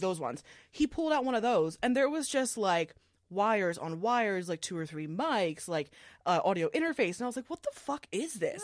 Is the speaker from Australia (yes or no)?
no; Philadelphia, Pennsylvania, United States; I grew up in the Philly area